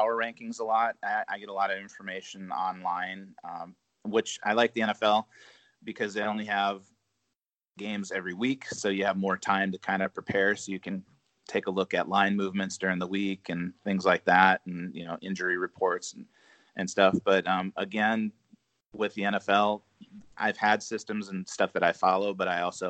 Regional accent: Minnesota, United States; moved away; I grew up in Minnesota, so I like the Vikings.

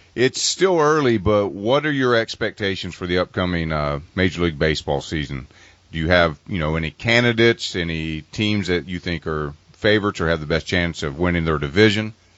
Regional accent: Cincinnati, Ohio, United States; I'm from Cincinnati

